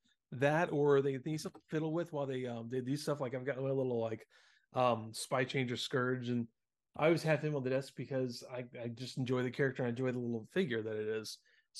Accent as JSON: {"language": "English", "region": "the South", "country": "United States", "tie": "born or raised there", "said": "And you know, being that we grew up in the South, man, Hot Wheels and Matchbox cars, you know, we seeing a General Lee was pretty common."}